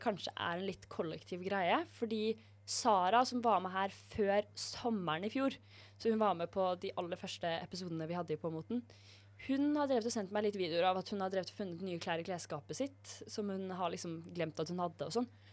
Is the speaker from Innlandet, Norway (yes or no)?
no; Drøbak, Akershus, Norway; moved away; klesskapet mitt hjemme i Drøbak